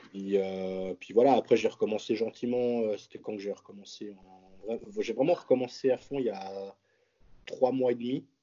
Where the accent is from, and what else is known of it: Switzerland